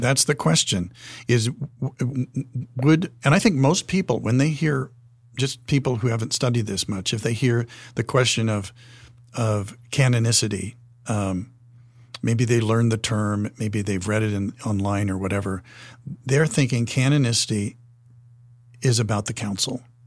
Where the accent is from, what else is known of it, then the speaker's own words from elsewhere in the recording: Wyoming, United States; I'm from Wyoming, and we would visit my grandparents' place in Buffalo, Wyoming